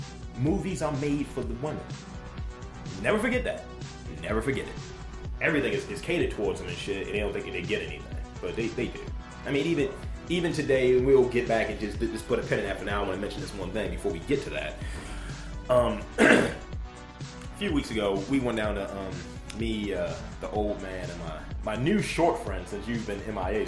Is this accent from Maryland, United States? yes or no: yes; Baltimore, Maryland, United States; I'm from East Baltimore.